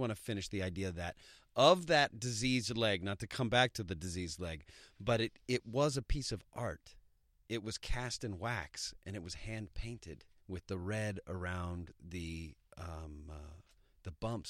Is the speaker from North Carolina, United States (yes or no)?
no; Texas, United States; I come from Texas.